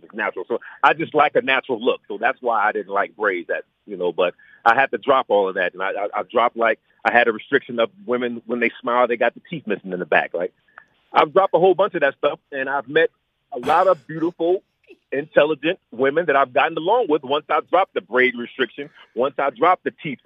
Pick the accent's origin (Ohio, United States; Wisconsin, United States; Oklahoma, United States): Ohio, United States; moved away as an adult; now in Los Angeles, United States; I grew up in Ohio